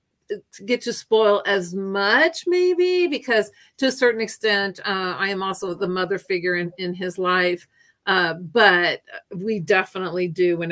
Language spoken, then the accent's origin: English; Hannibal, Missouri, United States; moved away as an adult; also born or lived in Virginia / Florida / Illinois / Japan; I am from Hannibal, Missouri